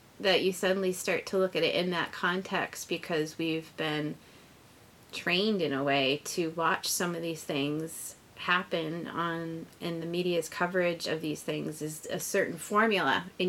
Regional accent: Lewiston, Maine, United States; it's my hometown, it's where I was born, it's where my parents were born and raised, and my husband's family as well. My husband was born in Lewiston.

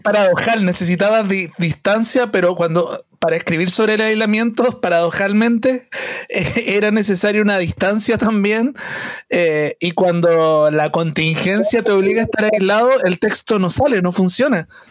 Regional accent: Chile; desde chiquititos estamos criados con un Chile estrecho

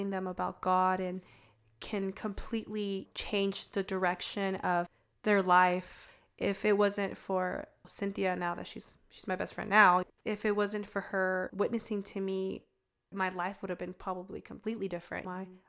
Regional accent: California, United States; also born or lived in Prescott; So I grew up in California. I can say I had loving parents. I grew up in a good home.

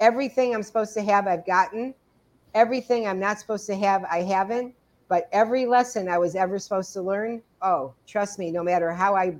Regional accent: Cleveland, Ohio, United States; I was born in Cleveland

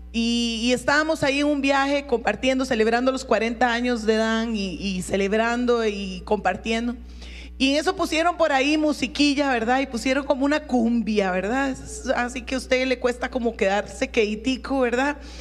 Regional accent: Costa Rica; mi pasaporte dice que soy tica

